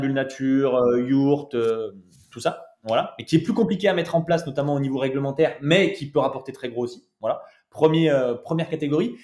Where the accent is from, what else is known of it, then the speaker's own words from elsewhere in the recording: Saint-Étienne, Auvergne-Rhône-Alpes, France; on est de Saint-Etienne